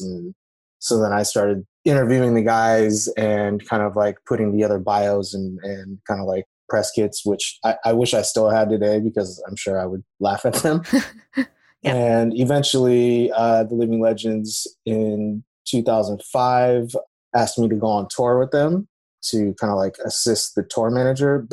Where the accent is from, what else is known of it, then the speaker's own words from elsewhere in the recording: Napa, California, United States; I grew up originally in Napa, California